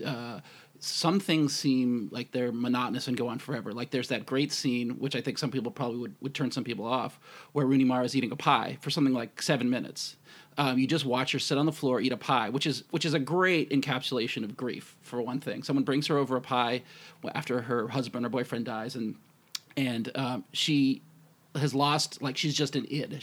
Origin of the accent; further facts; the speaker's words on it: United States; I'm American too